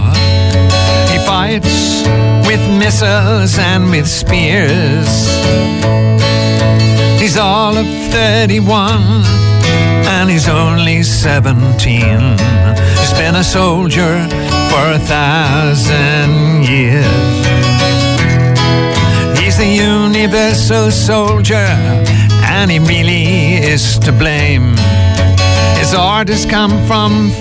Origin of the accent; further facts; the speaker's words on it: Glasgow, Scotland, United Kingdom; I'm from Glasgow with a Scots and Irish background. I grew up in the late 40s and the early 50s